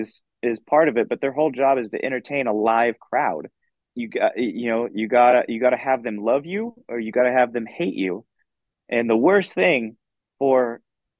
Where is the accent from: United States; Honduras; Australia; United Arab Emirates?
United States; Dallas, Texas; I grew up in Dallas, Texas.